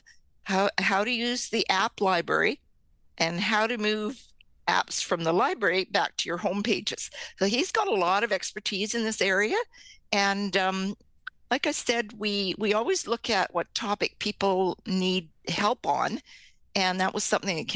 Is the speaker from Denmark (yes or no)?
no; Canada; we're Canadian